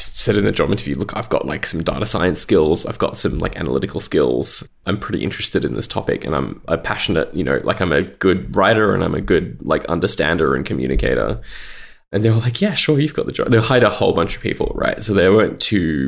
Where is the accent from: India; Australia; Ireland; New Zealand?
Australia; I grew up in Australia and I started my career in Australia.